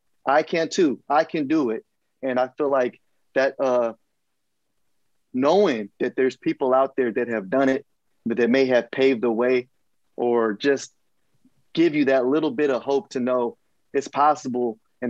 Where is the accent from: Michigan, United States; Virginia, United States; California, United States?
California, United States; Richmond; But just growing up in Richmond, for those of you who are viewing who may not know, you know, it's kind of like the trenches sometimes, right?